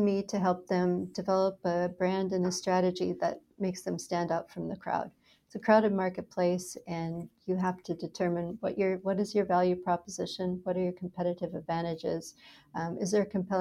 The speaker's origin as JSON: {"language": "English", "region": "Minnesota", "country": "United States", "tie": "born or raised there", "also_born_or_lived": "Dallas, Texas / Philadelphia", "moved": "as an adult", "lives_now": "San Diego, United States", "said": "I grew up in Minnesota, where it was cold, and I escaped to Dallas, Texas, as soon as I had a choice"}